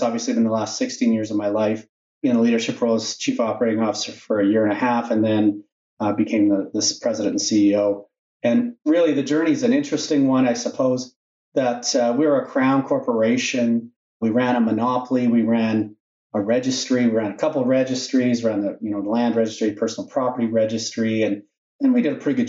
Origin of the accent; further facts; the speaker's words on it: Regina, Saskatchewan, Canada; I'm a Regina guy. I was born in Regina and did my education in Regina